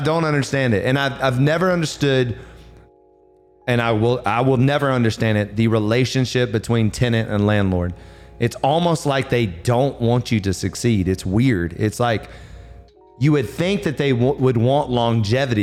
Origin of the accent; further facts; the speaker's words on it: the South, United States; I'm from the south, and my mom was a major cooker